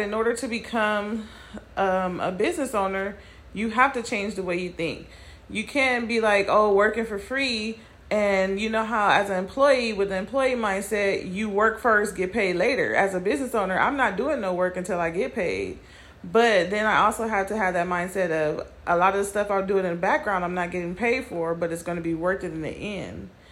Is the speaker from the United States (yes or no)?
yes; California, United States; moved away as an adult; also born or lived in Nevada; moving from Nevada to my hometown of California